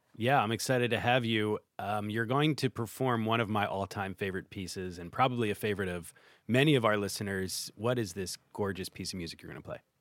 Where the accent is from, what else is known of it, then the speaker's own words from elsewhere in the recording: Philadelphia, Pennsylvania, United States; my hometown of Philadelphia